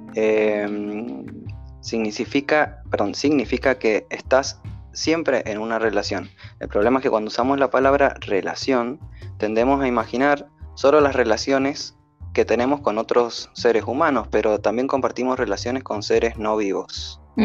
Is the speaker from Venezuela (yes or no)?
no; Mendoza, Argentina; de Mendoza, Argentina